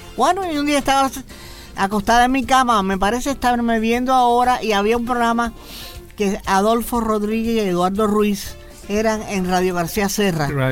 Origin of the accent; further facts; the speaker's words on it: Havana, Cuba; moved away; nací en La Habana